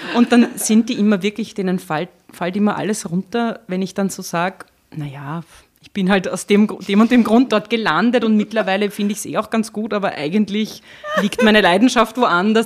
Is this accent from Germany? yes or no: no; Lower Austria, Austria; also born or lived in Burgenland / Vienna; Also ich komme aus Niederösterreich